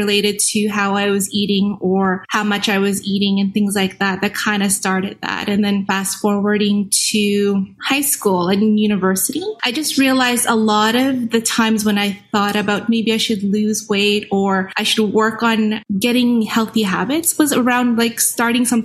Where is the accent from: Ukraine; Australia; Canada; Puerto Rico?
Canada; Winnipeg, Manitoba; I'm from Winnipeg, Manitoba.